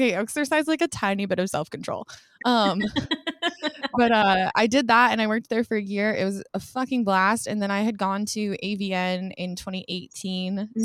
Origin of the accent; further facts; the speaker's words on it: Colorado, United States; moved away as an adult; also born or lived in Portland, Oregon; now in Los Angeles, United States; I grew up in Colorado